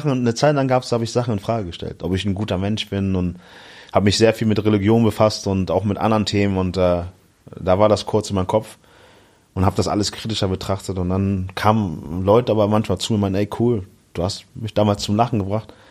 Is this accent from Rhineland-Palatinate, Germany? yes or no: no; Hamburg, Germany; In Hamburg, ja, genau.